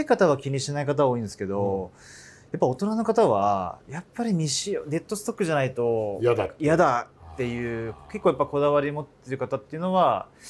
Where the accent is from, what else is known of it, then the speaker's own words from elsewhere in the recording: Hokkaido, Japan; moved away as an adult; now in Tokyo, Japan; 僕は北海道出身でこっちこう東京出てきたのも、まあ、わりかし遅かったので